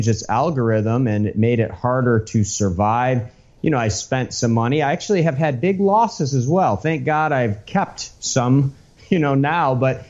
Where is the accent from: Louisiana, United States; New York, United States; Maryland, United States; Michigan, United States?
Michigan, United States; moved away as an adult; now in Miami Beach, United States; I grew up in the United States. I'm from Michigan originally.